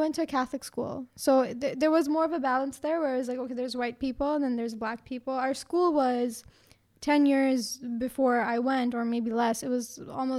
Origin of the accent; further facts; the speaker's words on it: Brampton, Ontario, Canada; Because I lived in Brampton.